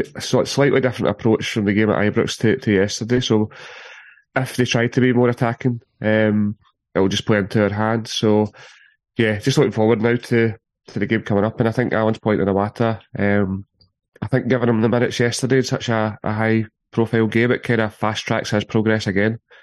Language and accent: English; Paisley, Scotland, United Kingdom; I'm from Paisley